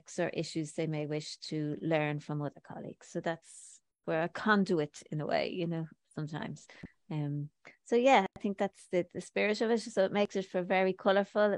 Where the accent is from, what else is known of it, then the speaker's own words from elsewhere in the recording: Ireland; I'm from Ireland